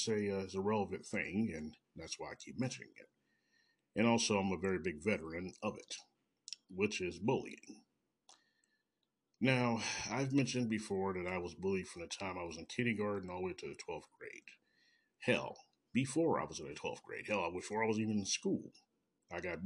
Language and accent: English; Kansas City, Missouri, United States; born or raised there